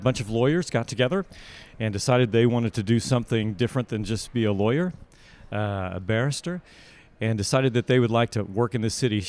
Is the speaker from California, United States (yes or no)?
yes; Los Angeles, California, United States; now in Dallas, United States; Yeah, I live in Dallas, Texas, but I was born and raised in Los Angeles, and now I work for movement.org.